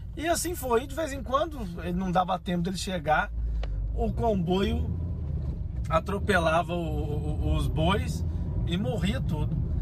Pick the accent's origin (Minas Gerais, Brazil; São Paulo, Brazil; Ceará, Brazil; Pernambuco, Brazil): Minas Gerais, Brazil; also born or lived in Rio de Janeiro; now in Portugal; eu fui para Minas Gerais, minha terra